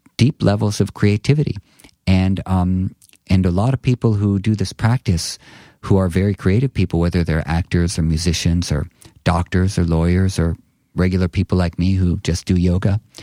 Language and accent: English; New York City, New York, United States; I grew up on McDougal Street